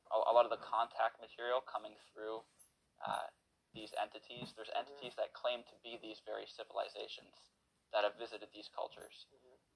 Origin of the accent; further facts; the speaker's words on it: Canada; I'm born and raised in Canada